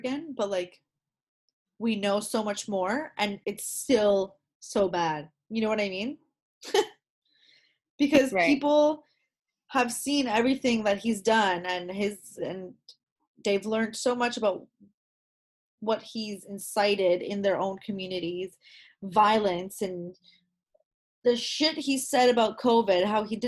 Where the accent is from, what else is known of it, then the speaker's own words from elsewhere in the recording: Canada; I'm a Canadian citizen